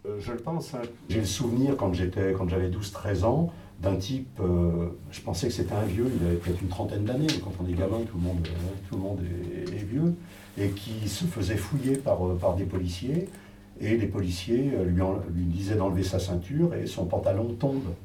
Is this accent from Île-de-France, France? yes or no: yes; Saint-Denis, Île-de-France, France; also born or lived in Aubervilliers; J'ai toujours vécu euh, en Seine-Saint-Denis. Je suis né à Saint-Denis